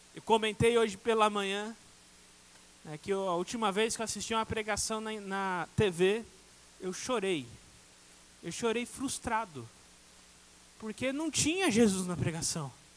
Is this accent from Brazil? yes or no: yes; Minas Gerais, Brazil; Eu falo assim, como mineiro, desse de mineiro que eu sou.